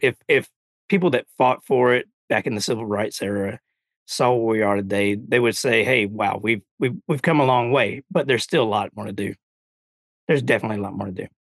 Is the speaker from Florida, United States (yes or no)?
no; Alabama, United States; growing up in Alabama